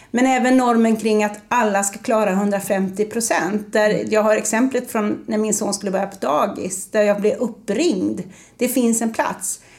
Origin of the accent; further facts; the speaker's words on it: Gothenburg, Västra Götaland, Sweden; Och ibland säger jag, hörs inte det att jag är från Göteborg? För det brukar folk säga att det hörs.